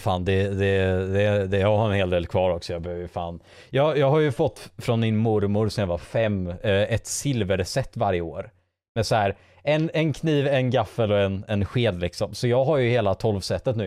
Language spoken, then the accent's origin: Swedish; Bohuslän, Västra Götaland, Sweden; accent: Gothenburg Swedish with Bohuslän features; also born or lived in Gothenburg; jag har ju växt upp och pratat en del liksom bohuslänska. För, för jag pratar ju inte göteborgska by any means